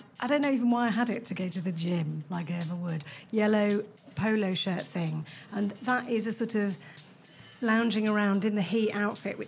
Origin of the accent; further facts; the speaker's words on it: Preston, North West England, United Kingdom; I'm from Preston